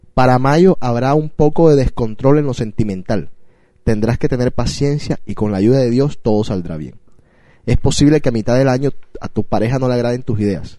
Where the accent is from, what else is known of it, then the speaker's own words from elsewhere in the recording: Colombia; Yo soy de Colombia.